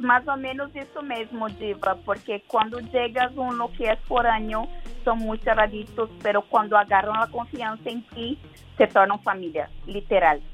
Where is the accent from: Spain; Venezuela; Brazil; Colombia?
Brazil; Spanish is a second language; also born or lived in Guadalajara, Mexico; now in Monterrey, Mexico; no soy de aquí, soy brasileña, pero ya vivo muchos años acá